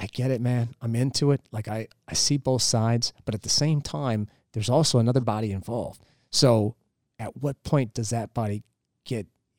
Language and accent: English; California, United States; and I'm from California